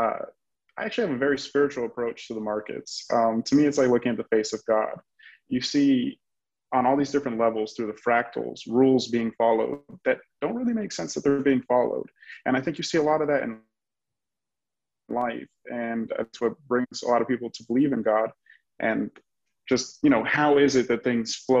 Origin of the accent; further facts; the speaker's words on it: Miami, Florida, United States; I'm born and raised in Miami, Florida, where I still live today